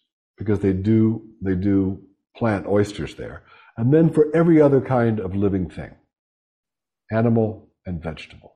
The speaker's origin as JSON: {"language": "English", "town": "Pittsburgh", "region": "Pennsylvania", "country": "United States", "moved": "yes", "said": "I'm from Western Pennsylvania, shot and beer town. Pittsburgh."}